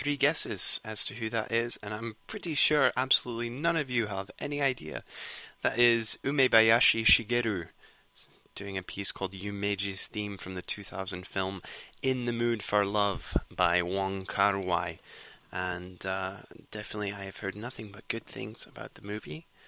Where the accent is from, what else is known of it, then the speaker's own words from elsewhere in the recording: Scotland, United Kingdom; accent: Scottish; my Scottish accent.